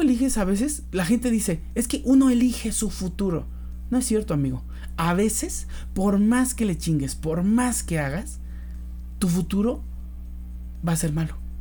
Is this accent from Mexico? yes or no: yes; Mexico; soy mexicano, pero además porque siento que los mexicanos tenemos muy arraigado eso de la familia